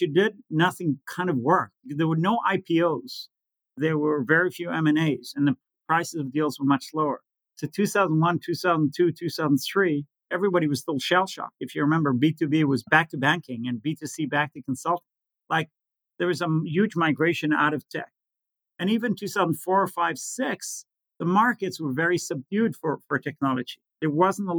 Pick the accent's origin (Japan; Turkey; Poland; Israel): Israel; growing up in Israel, recessions, wars, new currencies, inflation